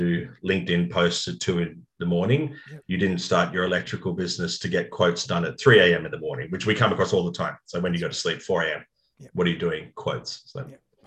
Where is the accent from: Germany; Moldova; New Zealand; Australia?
Australia; Sydney, New South Wales; I grew up in the North Shore and I went to North Sydney Boys High and lived in Kirribilli